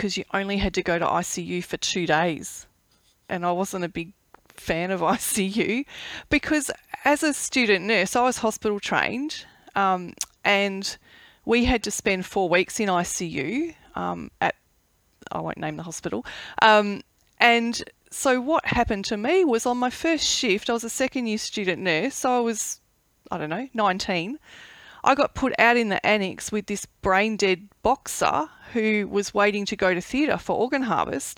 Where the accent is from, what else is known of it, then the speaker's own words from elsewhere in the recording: Melbourne, Victoria, Australia; I grew up in Bundoora